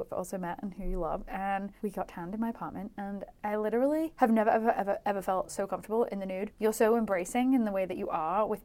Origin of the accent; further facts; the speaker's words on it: United Kingdom; moved away as an adult; also born or lived in London; I think I left my hometown when I was 22